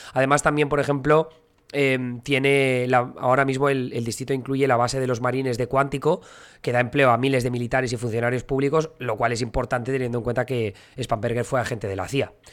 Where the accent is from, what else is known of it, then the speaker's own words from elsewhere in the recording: Alcoy, Valencian Community, Spain; moved away as an adult; now in United States; una festividad que se hace en mi pueblo, en Alcoy